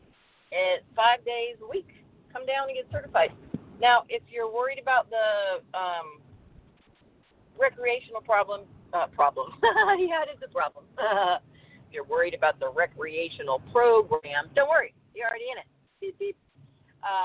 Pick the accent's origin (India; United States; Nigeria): United States; We're American